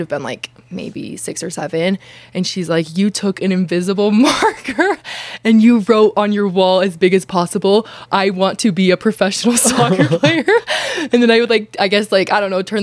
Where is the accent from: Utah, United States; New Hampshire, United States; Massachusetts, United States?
Utah, United States; Kaysville; growing up in Kaysville, Utah